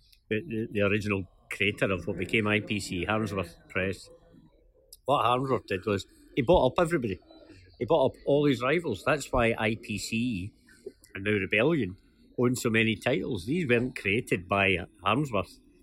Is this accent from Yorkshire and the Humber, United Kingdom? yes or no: no; Gourock, Scotland, United Kingdom; I was brought up in Gourock